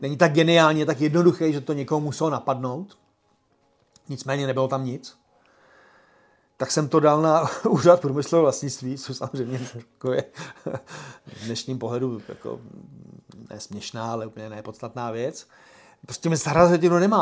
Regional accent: Czechia; jsme Češi

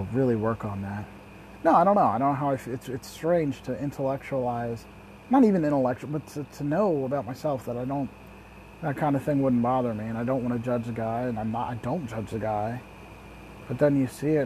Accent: Lancaster, Pennsylvania, United States; I'm from Lancaster City in Lancaster County, Pennsylvania

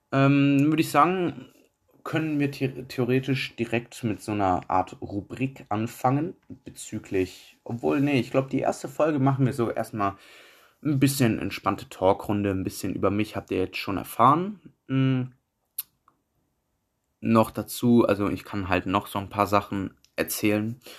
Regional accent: Düsseldorf, North Rhine-Westphalia, Germany; Ich komme aus Düsseldorf

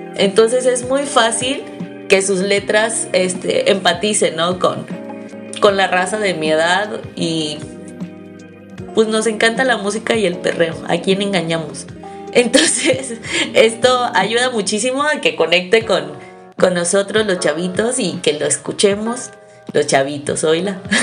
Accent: Mexico; somos mexicanos

